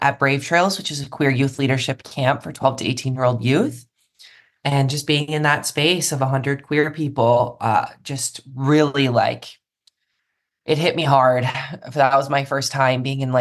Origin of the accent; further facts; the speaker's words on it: Milwaukee, Wisconsin, United States; moved away; I went back home to Milwaukee, Wisconsin, which is where I'm from originally, the suburbs there